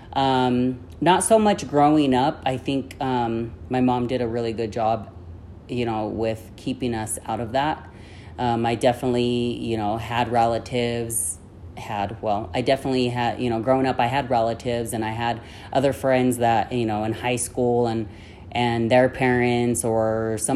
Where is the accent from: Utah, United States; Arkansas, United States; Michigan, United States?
Utah, United States; Ogden; also born or lived in Yuma, Arizona; I grew up in Utah for most of my life. So I lived in the root of Ogden.